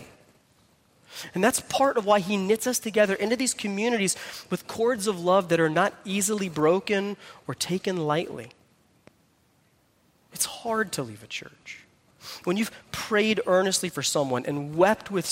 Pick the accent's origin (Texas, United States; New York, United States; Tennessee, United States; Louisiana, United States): Texas, United States; I'm from Texas